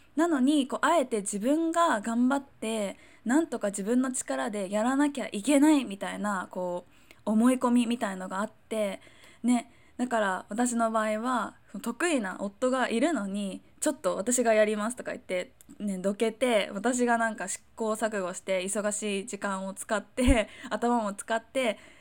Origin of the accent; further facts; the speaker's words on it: Chiba, Japan; moved away; 私は千葉出身